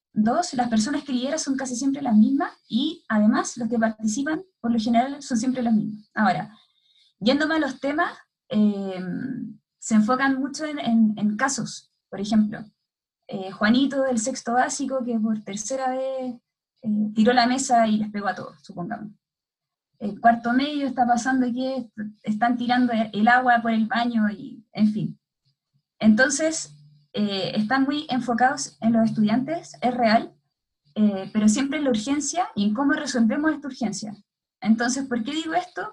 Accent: Santiago, Santiago Metropolitan Region, Chile; also born or lived in Limache, Chile / Brazil; soy de Santiago

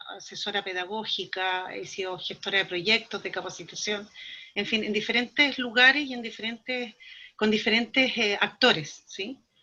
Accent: Valdivia, Los Ríos, Chile; now in Temuco, Chile; yo soy de Valdivia, de la ciudad más al sur de Chile.

